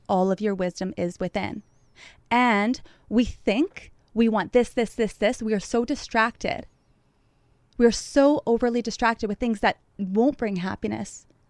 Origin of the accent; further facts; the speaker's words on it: Thunder Bay, Ontario, Canada; moved away as an adult; now in Montreal, Canada; I love my hometown